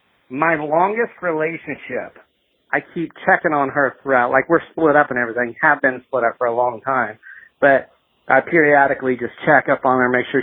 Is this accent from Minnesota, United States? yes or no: no; Springfield, Missouri, United States; I am from Springfield, Missouri.